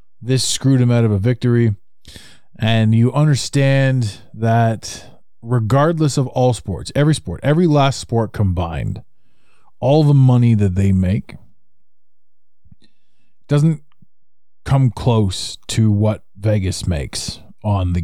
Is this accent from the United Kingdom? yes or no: no; Ottawa, Ontario, Canada; my hometown of Ottawa, Canada